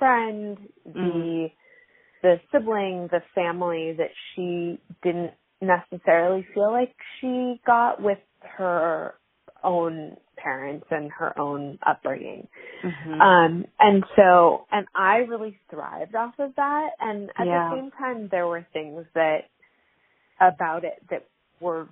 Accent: Hawaii, United States; I was growing up in Hawaii

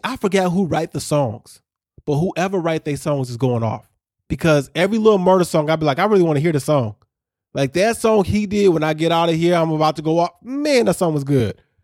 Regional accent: Chicago suburbs, Illinois, United States; a kid growing up in Chicago suburbs

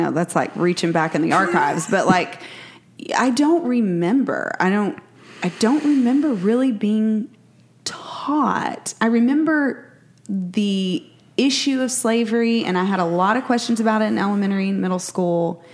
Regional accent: East Texas, United States; as a white person growing up in East Texas

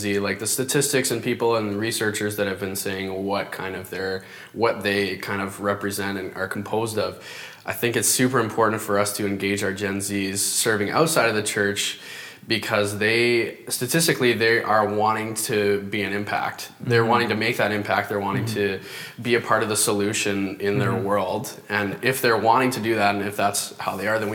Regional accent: Parry Sound, Ontario, Canada; moved away as an adult; I'm actually from Ontario, born and raised there

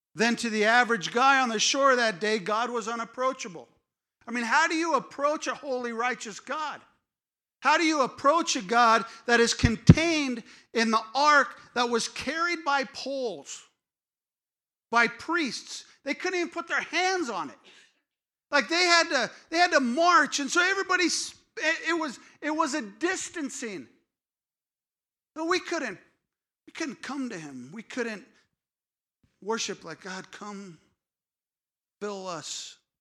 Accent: California, United States; I grew up in California

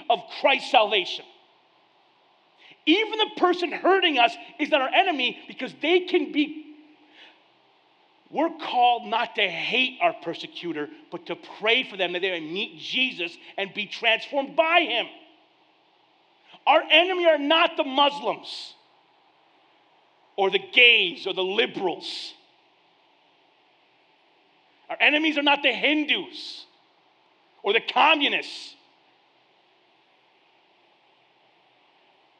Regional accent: United States; I am an American

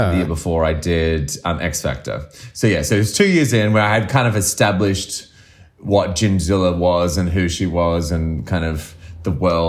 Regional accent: Sydney, New South Wales, Australia; now in United Kingdom; I'm from Sydney

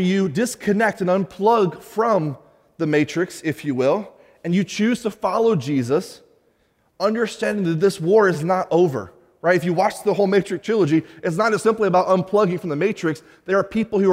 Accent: United States; as an American

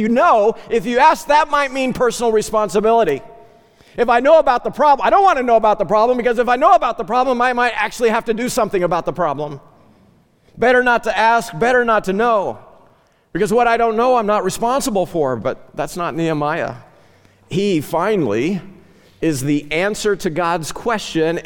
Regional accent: Ozark Mountains, the Ozarks, United States; moved away; I grew up in the Ozark Mountains, literally ran barefoot on Flint Rocks

